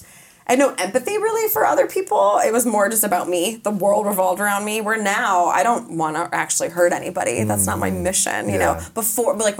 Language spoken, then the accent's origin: English; United States; moved away; also born or lived in Chicago, Illinois / Colorado; I grew up in Chicago and Colorado